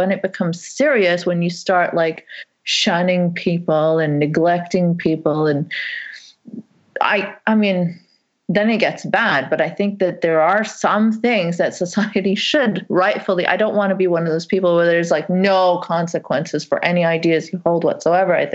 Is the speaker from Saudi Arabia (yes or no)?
yes; Saudi Arabia; I grew up in Saudi Arabia and I was constantly told that I'm a foreigner there.